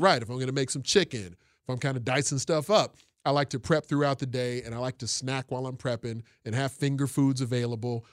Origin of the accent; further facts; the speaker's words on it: Chicago, Illinois, United States; we're a Southside family